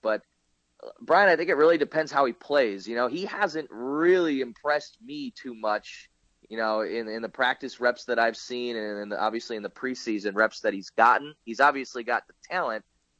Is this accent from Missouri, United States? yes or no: no; Green Bay, Wisconsin, United States; I grew up near Green Bay, so I know how, kind of unique that city is as an NFL city